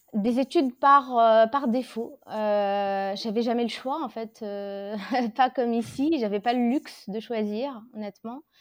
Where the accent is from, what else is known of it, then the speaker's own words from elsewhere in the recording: Tunisia; moved away as an adult; now in France; Je suis tunisienne, euh, donc j'ai vécu la majorité de ma vie là-bas.